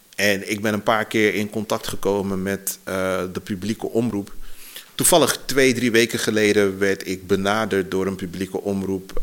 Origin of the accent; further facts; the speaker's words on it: Suriname; now in Netherlands; ik ben opgegroeid in Suriname voor een deel